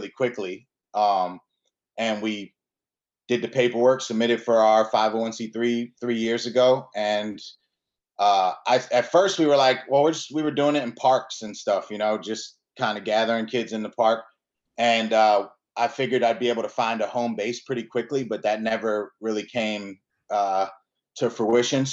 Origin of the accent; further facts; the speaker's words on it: Aberdeen, Maryland, United States; also born or lived in Milwaukee, Wisconsin; I grew up in Maryland. Since I was born in Milwaukee, Wisconsin, but I moved out here with my parents when I was 3 years old. I grew up about 20 minutes outside of the city, in Aberdeen